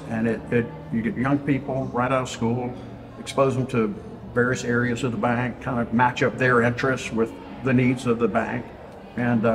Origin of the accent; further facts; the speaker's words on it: Vicksburg, Mississippi, United States; moved away as an adult; now in Houston, United States; I was born in Vicksburg, Mississippi, and I lived there for 18 years